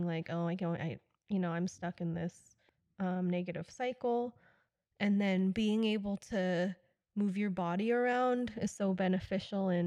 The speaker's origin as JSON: {"language": "English", "country": "United States", "tie": "born or raised there", "also_born_or_lived": "Tokyo", "said": "I'm an American and I grew up here"}